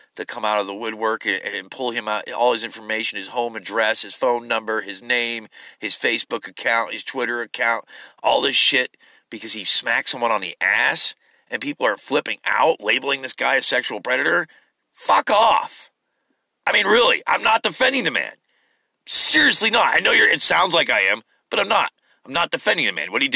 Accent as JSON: {"language": "English", "country": "United States", "said": "I'm an American."}